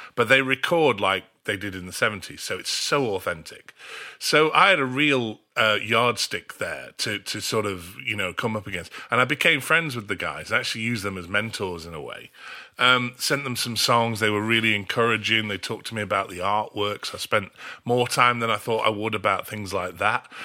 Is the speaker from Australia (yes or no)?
yes; Australia; moved away; also born or lived in North of England; I grew up in Australia. My parents emigrated when I was, uh, three